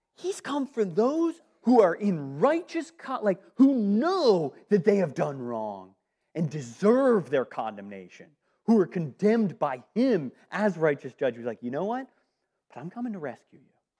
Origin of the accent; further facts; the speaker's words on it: Northeast, United States; moved away; I'm from the Northeast.